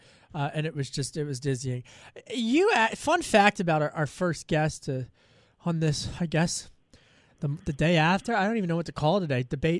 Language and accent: English; Pennsylvania, United States; It's because I'm from Pennsylvania and I went to Penn State.